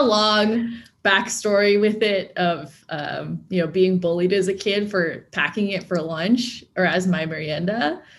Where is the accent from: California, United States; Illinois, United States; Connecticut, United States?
California, United States; Torrance or Carson; I grew up in Torrance or Carson